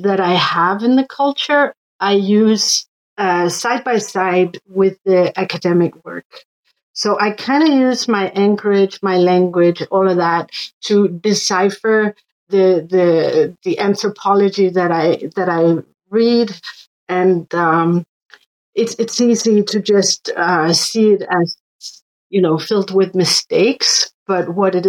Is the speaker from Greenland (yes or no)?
yes; Northwest Greenland, Greenland; moved away; also born or lived in Denmark; I am from Northwest Greenland